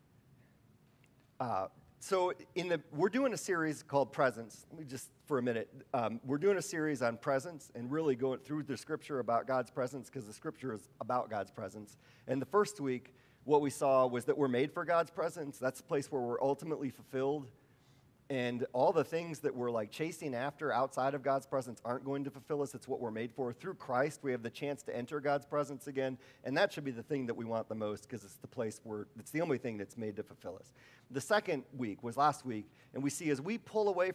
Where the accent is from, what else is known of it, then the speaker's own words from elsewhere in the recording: Wisconsin, United States; I'm from Wisconsin.